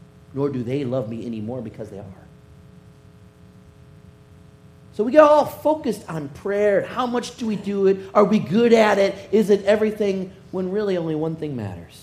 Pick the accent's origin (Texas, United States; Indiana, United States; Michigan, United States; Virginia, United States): Michigan, United States; Detroit; I grew up in Detroit